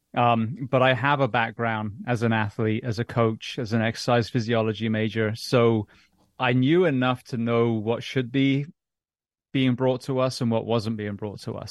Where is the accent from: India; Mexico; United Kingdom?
United Kingdom; England; moved away; also born or lived in London; growing up in England